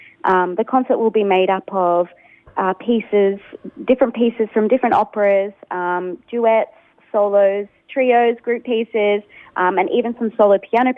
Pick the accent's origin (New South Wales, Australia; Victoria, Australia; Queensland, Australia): Victoria, Australia; Kyabram; Kyabram. I grew up in Kyabram.